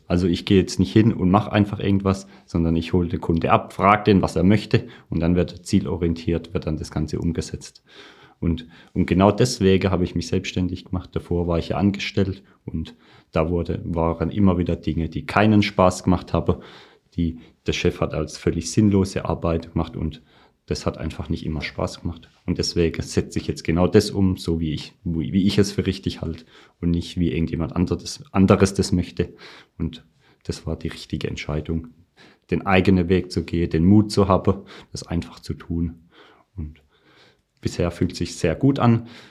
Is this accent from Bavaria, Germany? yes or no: no; Birkenfeld, Baden-Württemberg, Germany; ich komme aus dem schönen Ort Birkenfeld in der Nähe von Pforzheim